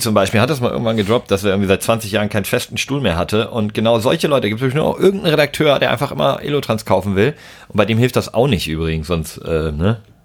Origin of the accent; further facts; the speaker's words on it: Southern Germany, Germany; in Süddeutschland, äh, wo ich herkomme, da war das Abi richtig was wert